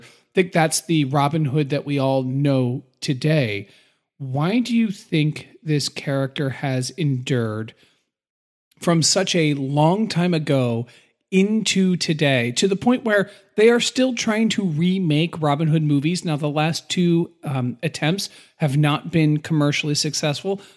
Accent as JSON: {"language": "English", "country": "United States"}